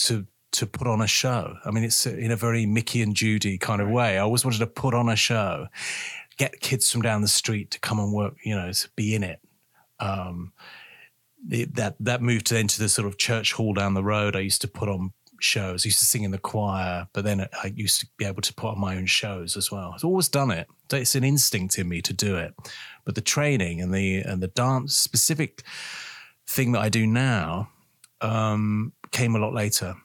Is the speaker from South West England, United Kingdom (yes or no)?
no; London, United Kingdom; accent: Cockney; I was brought up in East London. I'm actually a Cockney, really.